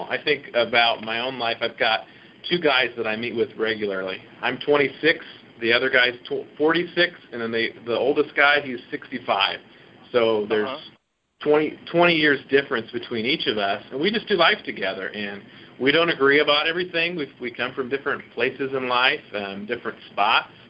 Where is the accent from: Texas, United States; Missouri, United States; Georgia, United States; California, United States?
Missouri, United States; St. Louis; I grew up in St. Louis